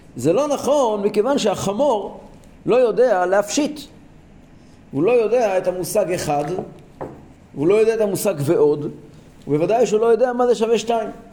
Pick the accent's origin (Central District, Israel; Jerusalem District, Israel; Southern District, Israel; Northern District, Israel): Central District, Israel; Kfar Chabad; אני גדלתי בכפר חב"ד.